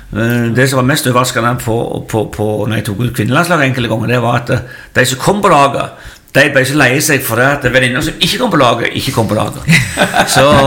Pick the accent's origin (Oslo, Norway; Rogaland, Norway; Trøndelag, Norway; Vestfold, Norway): Rogaland, Norway; Figgjo; Ja, jeg er jo eh, født og oppvokst på Figgen. Det heter jo Figgjo